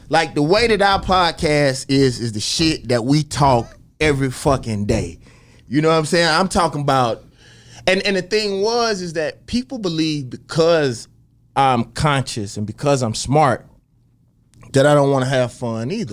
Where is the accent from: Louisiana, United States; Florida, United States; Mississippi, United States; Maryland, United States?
Mississippi, United States; Jackson; growing up in Jackson, Mississippi